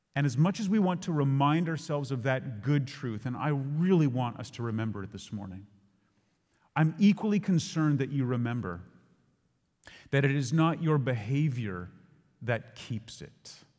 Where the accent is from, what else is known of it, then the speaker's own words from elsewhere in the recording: Ontario, Canada; we would drive south from Ontario